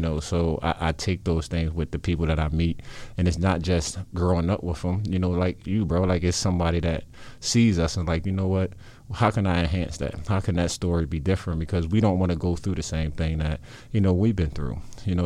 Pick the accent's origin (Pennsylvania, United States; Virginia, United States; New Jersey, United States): Pennsylvania, United States; Philadelphia; I grew up in South Philadelphia